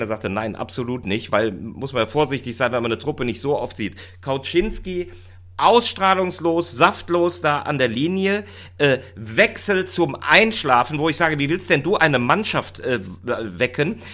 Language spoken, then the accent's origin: German; Rhineland, Germany; für mich als, als Rheinländer